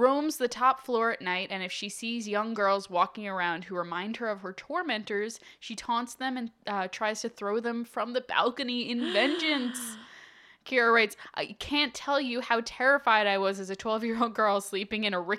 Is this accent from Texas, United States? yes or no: no; Utah, United States; I'm from Utah. There's a lot of church-owned properties near me.